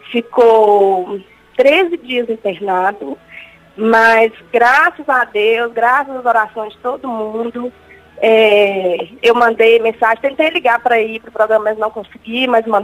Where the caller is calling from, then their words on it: Milford, United States; Eu falo de Milford, dos Estados Unidos.